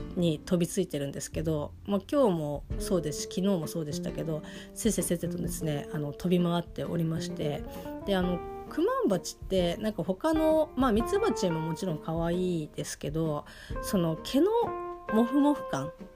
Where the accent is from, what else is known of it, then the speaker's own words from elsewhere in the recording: Kanto, Japan; 私の地元の人間は当然あの関東の人間がほとんど